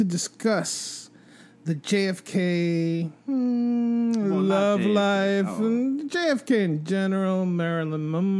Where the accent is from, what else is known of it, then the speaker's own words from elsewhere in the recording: Dominican Republic; I'm from the Dominican Republic